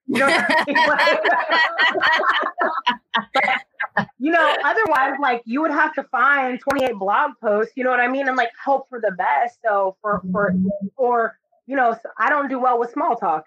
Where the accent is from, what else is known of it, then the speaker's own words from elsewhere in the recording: Florida, United States; I'm from Florida